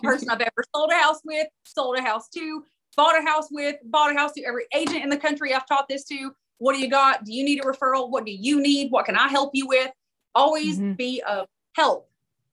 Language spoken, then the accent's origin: English; Knoxville, Tennessee, United States; Knoxville. This is my hometown